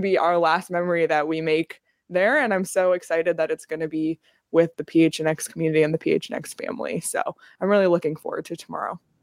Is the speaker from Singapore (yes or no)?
no; Canada; now in Arizona, United States; as a Canadian living in Arizona